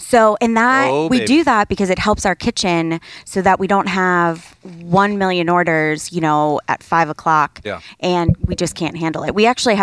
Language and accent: English; Ohio, United States; I'm from Ohio